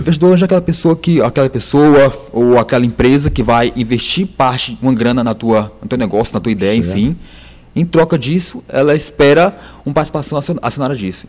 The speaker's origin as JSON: {"language": "Portuguese", "region": "Ceará", "country": "Brazil", "said": "somos cearenses"}